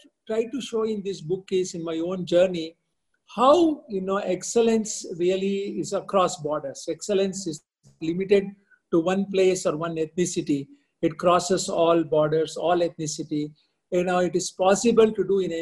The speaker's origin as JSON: {"language": "English", "country": "India", "also_born_or_lived": "Midwest, United States / Boston, United States", "moved": "as an adult", "said": "I was from India"}